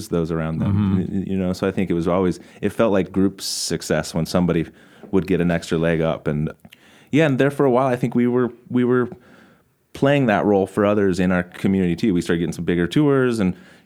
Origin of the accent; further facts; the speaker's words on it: Boise, Idaho, United States; growing up in West Boise